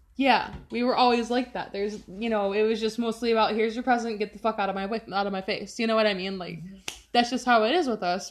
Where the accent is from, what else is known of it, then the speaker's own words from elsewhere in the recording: Chicago, Illinois, United States; I'm from Chicago, Chi Town forever